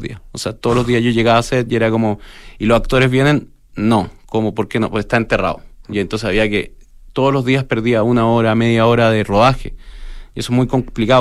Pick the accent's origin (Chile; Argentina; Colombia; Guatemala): Chile; como chilenos